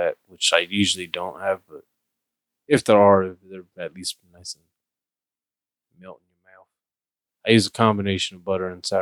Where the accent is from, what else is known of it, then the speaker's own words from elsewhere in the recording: United States; I'm American